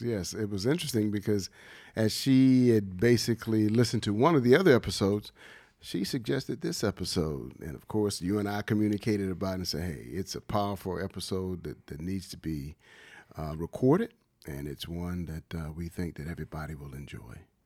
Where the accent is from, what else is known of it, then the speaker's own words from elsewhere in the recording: Wilmington, Delaware, United States; growing up in Wilmington and playing basketball at the H Street Center